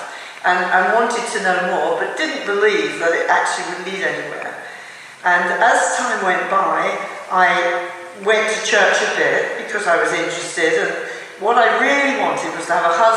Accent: south of England, United Kingdom; now in Wales, United Kingdom; I'm from England, living in Wales. I was born in the south of England during the Second World War

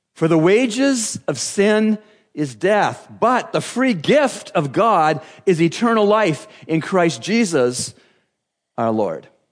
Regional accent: Canada; growing up in Canada, uh, my best friend, John Anderson, lived out every Canadian

